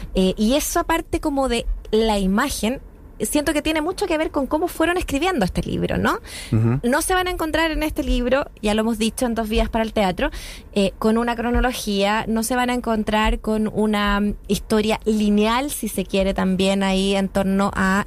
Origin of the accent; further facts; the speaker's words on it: Chile; somos chilenos o chilenas, nuestras identidades